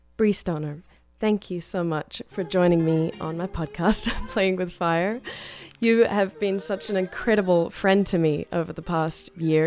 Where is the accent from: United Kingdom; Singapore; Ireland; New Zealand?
New Zealand; growing up in New Zealand